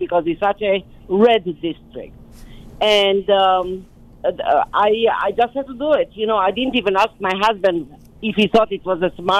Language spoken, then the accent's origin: English; Romania; moved away as an adult; now in United States; coming to America after growing up in Romania